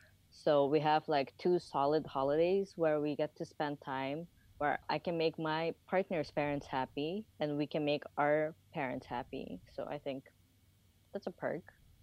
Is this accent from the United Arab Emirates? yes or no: yes; Dubai, United Arab Emirates; also born or lived in Japan; we grew up in Dubai. Before that, we used to live in Japan